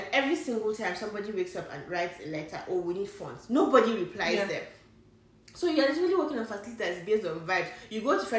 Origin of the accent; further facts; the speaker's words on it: Niger State, Nigeria; also born or lived in Kaduna; I'm from Niger State